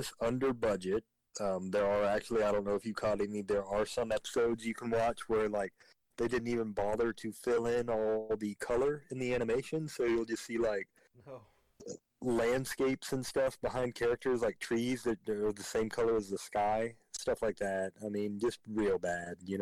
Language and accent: English; Georgia, United States; me growing up in Georgia